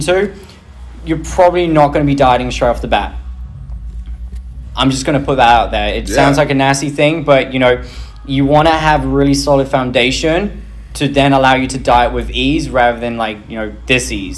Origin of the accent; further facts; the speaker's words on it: England, United Kingdom; I'm English